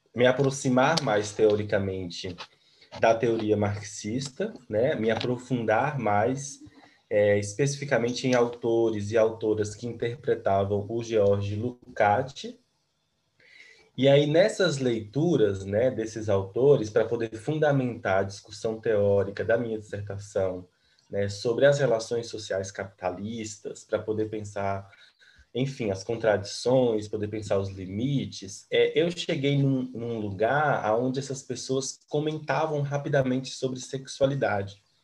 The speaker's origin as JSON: {"language": "Portuguese", "region": "interior of Bahia", "country": "Brazil", "moved": "as an adult", "lives_now": "Brasília, Brazil", "said": "E eu sou da Bahia, do interior da Bahia"}